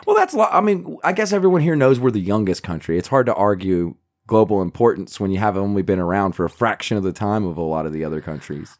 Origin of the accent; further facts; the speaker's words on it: United States; we're American.